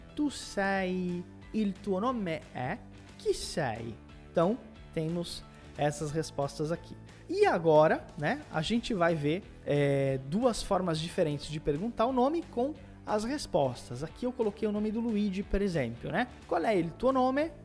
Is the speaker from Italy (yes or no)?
yes; Morano Calabro, Calabria, Italy; sono di Morano Calabro, sono un insegnante di italiano